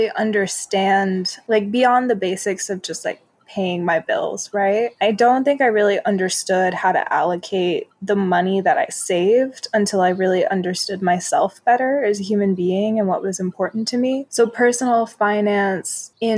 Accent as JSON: {"language": "English", "town": "New York City", "region": "New York", "country": "United States", "also_born_or_lived": "New Jersey / Chicago", "moved": "yes", "said": "I'm originally from New York City"}